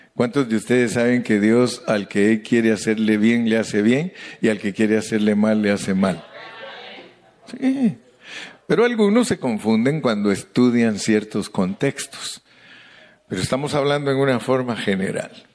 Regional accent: Guatemala; Los indígenas de allá donde yo nací

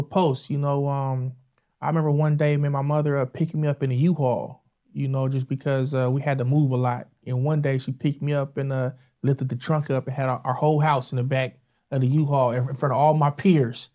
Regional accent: San Diego, California, United States; Born and raised in San Diego.

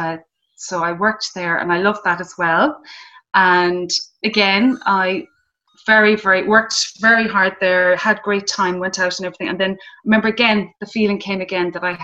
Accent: Mayo, Connacht, Ireland; I grew up in Mayo. I grew up in a town

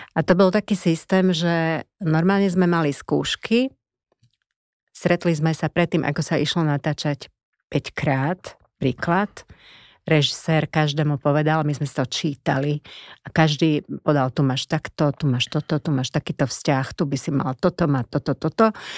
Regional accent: Košice, Košice Region, Slovakia; moved away; Ja som bola z Košic z mesta, tak pre mňa to bolo brutálne zaujímavé prostredie

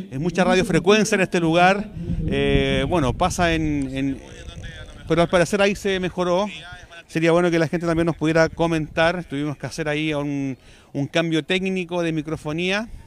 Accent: Chile

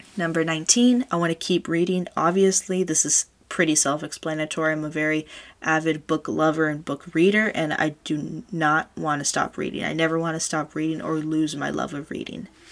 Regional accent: California, United States; I was born and raised here in California, this is the only state that I know

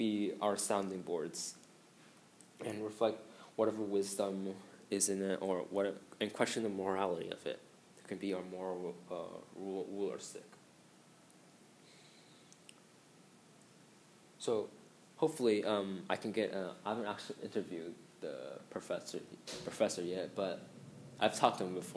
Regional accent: Hong Kong; I'm actually from Hong Kong

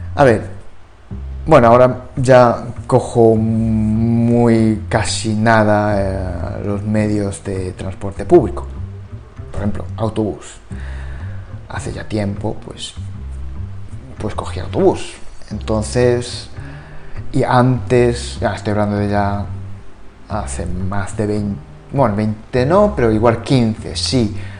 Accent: Japan; Spanish is a second language; now in Spain; yo soy de Japón.

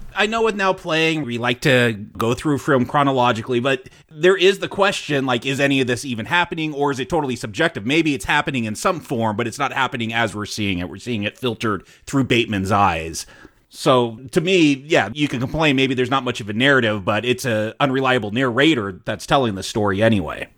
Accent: United States; we're American

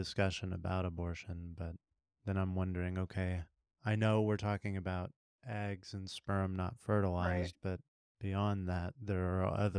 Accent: Texas, United States; now in Kansas, United States; I'm from Texas. I just happen to live here.

